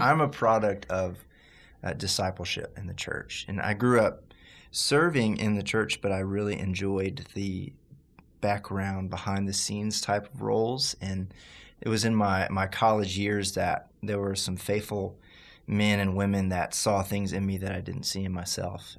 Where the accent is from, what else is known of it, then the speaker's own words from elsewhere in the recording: Baton Rouge, Louisiana, United States; moved away; I'm from Baton Rouge, Louisiana, originally